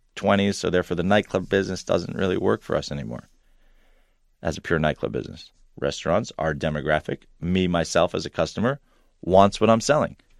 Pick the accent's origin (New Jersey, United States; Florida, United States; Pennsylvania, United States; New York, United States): New York, United States; Long Island; also born or lived in Ithaca, New York; I was a Long Island kid, grew up there